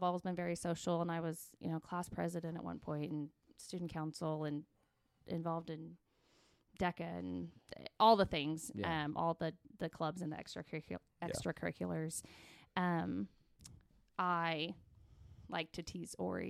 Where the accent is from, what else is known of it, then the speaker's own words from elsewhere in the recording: Ponca City, Oklahoma, United States; I grew up in Ponca City